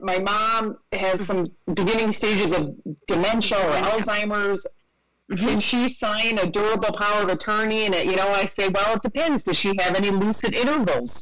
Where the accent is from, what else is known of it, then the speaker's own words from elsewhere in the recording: Rochester, New York, United States; moved away; I'm from Rochester, New York. So I'm from I'm from upstate New York.